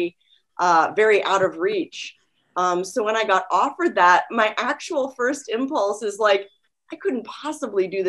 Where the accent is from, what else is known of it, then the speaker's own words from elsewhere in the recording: D.C., District of Columbia, United States; moved away as an adult; also born or lived in North Carolina / Cape Cod, Massachusetts / Nashville, Tennessee; now in Los Angeles, United States; I really grew up outside of DC